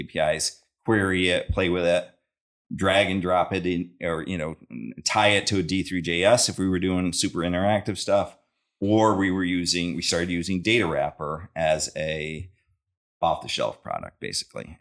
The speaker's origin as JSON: {"language": "English", "town": "Syracuse", "region": "New York", "country": "United States", "tie": "born or raised there", "also_born_or_lived": "Binghamton", "said": "I grew up in New York, Syracuse, kinda New York area, so upstate"}